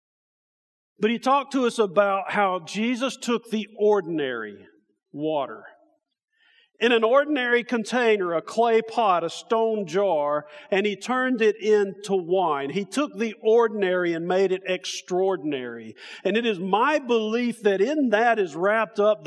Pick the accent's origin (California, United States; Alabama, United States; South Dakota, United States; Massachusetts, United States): Alabama, United States; now in Indiana, United States; We come from Alabama, my family and me